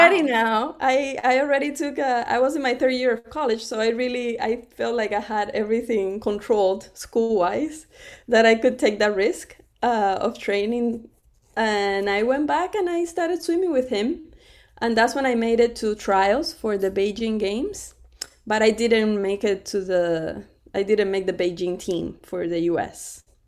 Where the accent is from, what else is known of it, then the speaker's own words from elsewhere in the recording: Cuba; now in United States; I was born in Cuba too, right in front of the water.